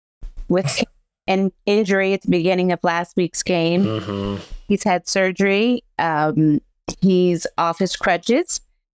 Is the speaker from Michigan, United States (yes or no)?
no; Pittsburgh, Pennsylvania, United States; Well, growing up here, the city is so different now when I grew up.